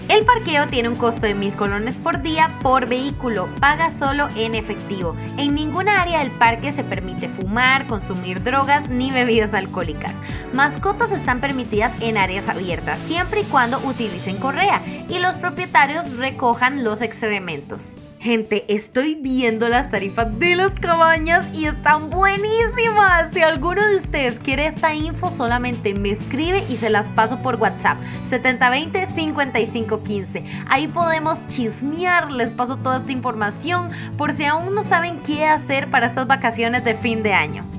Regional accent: Costa Rica; como ticos

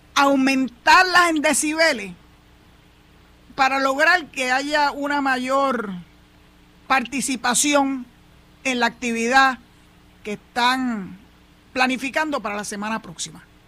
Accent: Puerto Rico; yo soy yo soy boricua para que tú lo sepas. Llevo 67 para 68 años, ya estoy a leído de una semana prácticamente para cumplir los 68 viviendo en este terruño

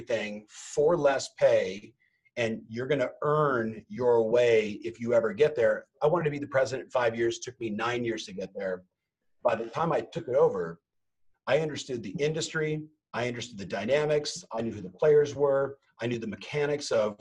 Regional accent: Southern California, United States; also born or lived in Huntington Beach; Born and raised in Southern California

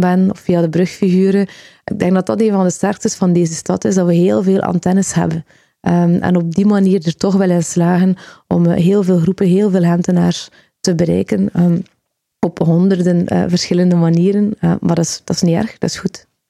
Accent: Aalbeke, Flanders, Belgium; moved away as an adult; also born or lived in Leuven; now in Ghent, Belgium; Aalbeek, bij Kortrijk

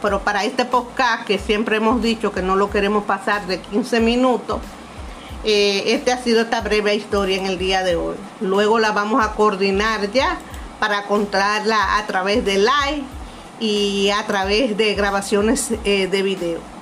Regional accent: Monte Cristi, Dominican Republic

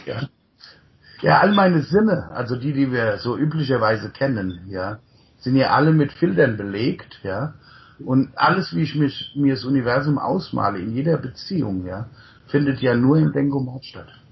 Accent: near Mainz, Rhineland-Palatinate, Germany; also born or lived in Untertaunus, Hesse / United States; ich bin im Untertaunus geboren, in einem kleinen Dorf, damals 150 Einwohner und äh, bin in der Nähe von Mainz aufgewachsen

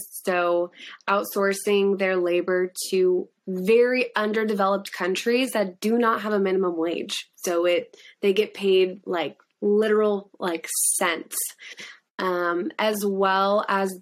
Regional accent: Australia; I'm Australian

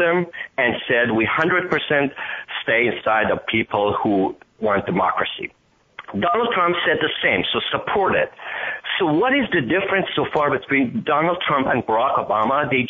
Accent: Iran; accent: Iranian; English is a second language; now in United States; I am Iranian-American, as probably you can hear by my accent.

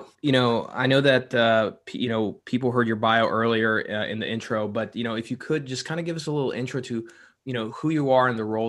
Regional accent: Texas, United States; being from Texas

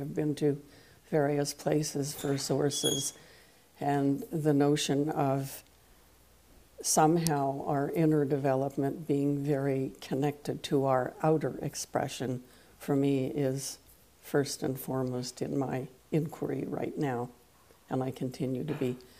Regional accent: East Coast of Canada, Canada; first language French; English is a second language; now in Victoria, Canada; I hail from the West Coast, having begun my life on the East Coast of Canada. I live on the island of Vancouver in the city of hmm. Victoria

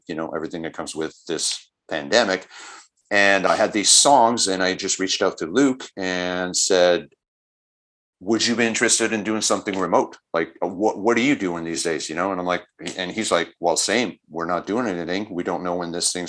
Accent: Montreal, Quebec, Canada; we're from Montreal

